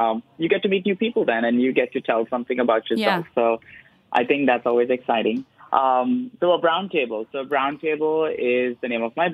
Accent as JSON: {"language": "English", "town": "Mumbai", "region": "Maharashtra", "country": "India", "tie": "born or raised there", "moved": "yes", "said": "I am brown because I am Indian. I was born in Bombay"}